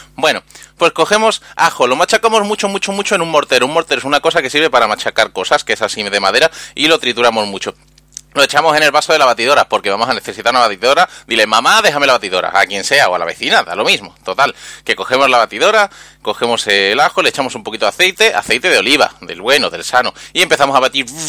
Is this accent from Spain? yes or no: yes; Andalusia, Spain; yo soy un emisario andaluz